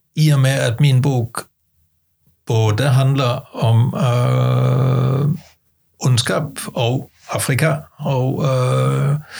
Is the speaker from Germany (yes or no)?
no; Denmark; now in Norway; jeg er dansker og har flyttet til Norge